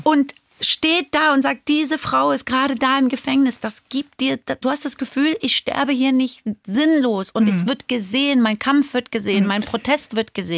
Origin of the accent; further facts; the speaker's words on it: Frankfurt, Hesse, Germany; also born or lived in Iran; ich bin Iranerin, ich bin Frankfurterin